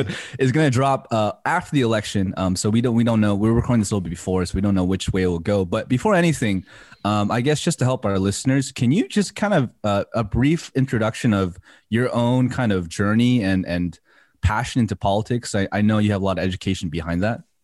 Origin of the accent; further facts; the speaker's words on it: United States; growing up in the American church